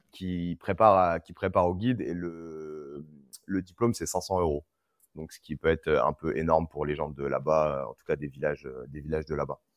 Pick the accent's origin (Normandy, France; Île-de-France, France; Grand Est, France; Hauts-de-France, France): Grand Est, France; Reims; also born or lived in Senegal; now in Paris, France; Je viens de Reims